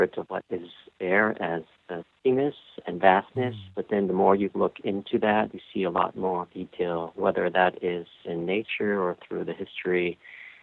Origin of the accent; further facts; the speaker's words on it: Escondido, California, United States; street where I grew up in Escondido, California